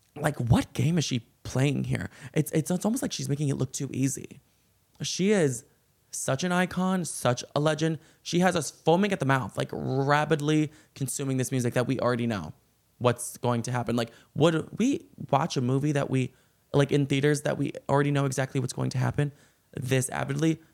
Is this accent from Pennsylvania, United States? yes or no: no; Chicago, Illinois, United States; I am from Chicago, though, and, like, when I grew up, I was always in, I was, like, in that time period when the Blackhawks kept winning